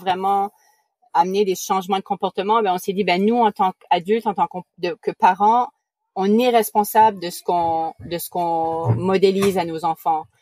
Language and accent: French; New Brunswick, Canada; accent: Acadian; first language French; moved away; Je suis originaire du Nouveau-Brunswick au Canada, donc d'origine canadienne